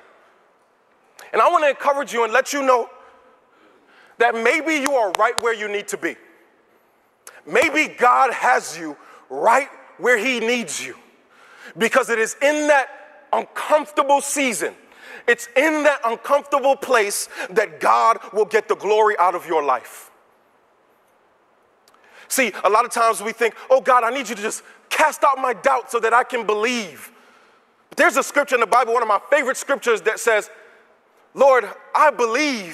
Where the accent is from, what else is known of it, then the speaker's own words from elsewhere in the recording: New York, United States; now in Virginia, United States; I'm from New York